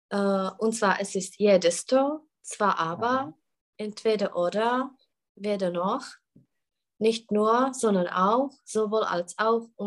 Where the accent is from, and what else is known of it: Czechia; German is a second language